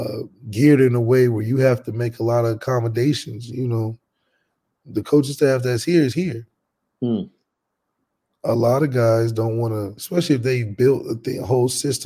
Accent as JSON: {"language": "English", "town": "Dayton", "region": "Ohio", "country": "United States", "said": "we're from Dayton"}